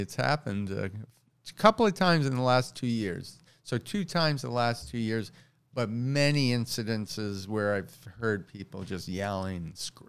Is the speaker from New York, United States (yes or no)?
yes; Queens, New York, United States; And I grew up in New York, my whole life. I grew up in Queens. I moved into Manhattan when I was 19.